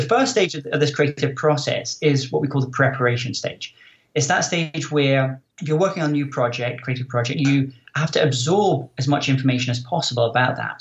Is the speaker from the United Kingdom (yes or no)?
yes; Scotland, United Kingdom; moved away as an adult; also born or lived in Silicon Valley; I'm originally from Scotland